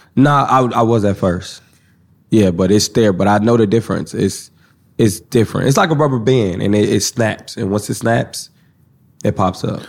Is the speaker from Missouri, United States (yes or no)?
yes; Kansas City, Missouri, United States; I'm from Kansas City